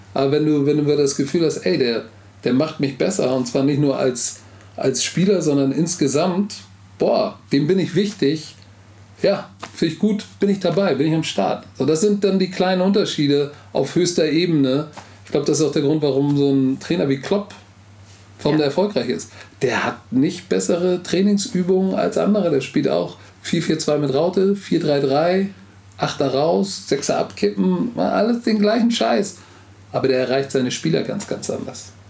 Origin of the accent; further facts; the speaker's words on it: Hamburg, Germany; first language German; Heimat ist für mich da, wo ich aufgewachsen bin, wo ich jeden Stein kennen, wo du mir jetzt die Augen verbinden kannst und ich kannst mich jetzt hier in der Schanze rauslassen